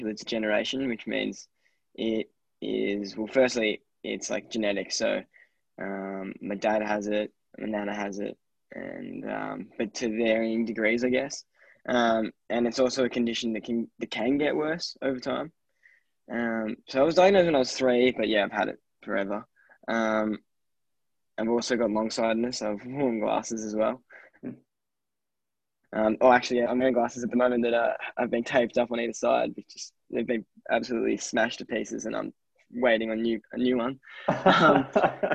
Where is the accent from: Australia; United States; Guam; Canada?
Australia; Diamond Valley, Victoria; moved away as an adult; now in Canberra, Australia; Tim and I we're both from Diamond Valley, so yeah, we moved up to Canberra